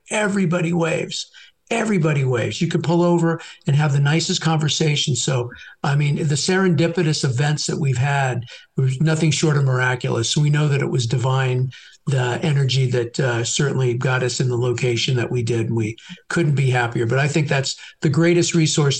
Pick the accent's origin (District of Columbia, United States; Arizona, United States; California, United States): California, United States; San Francisco; moved away as an adult; now in Dallas, United States; I'm a California. I was born in San Francisco